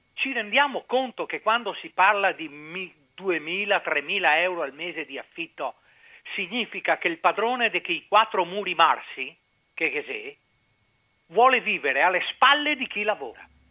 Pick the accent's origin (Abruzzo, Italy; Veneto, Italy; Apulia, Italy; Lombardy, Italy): Veneto, Italy; Venice; ho avuto l'uso della ragione come veneziano